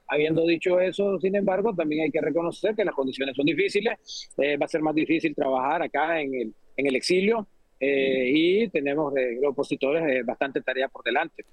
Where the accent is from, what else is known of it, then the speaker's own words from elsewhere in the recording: Nicaragua; moved away as an adult; now in Washington, United States; se nos despojó eh, supuestamente legalmente de, nuestra nacionalidad como nicaragüense